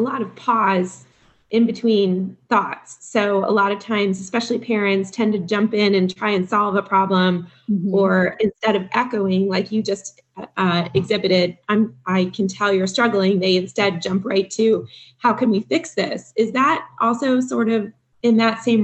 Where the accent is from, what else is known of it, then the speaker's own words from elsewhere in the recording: Midwest, United States; I'm from the Midwest too